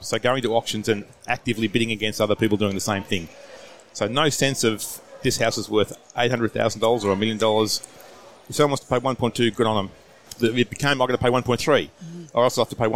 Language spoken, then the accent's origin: English; Australia; accent: Aussie